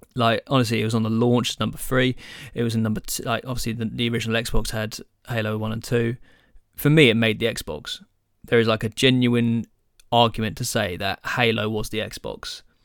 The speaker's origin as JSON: {"language": "English", "region": "England", "country": "United Kingdom", "said": "we're English"}